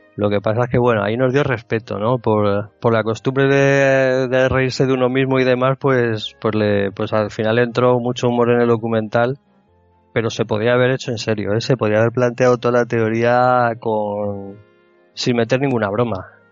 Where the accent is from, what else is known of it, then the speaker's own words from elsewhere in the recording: Madrid, Community of Madrid, Spain; moved away as an adult; now in Murcia, Spain; yo soy de Madrid, me vine a vivir a Murcia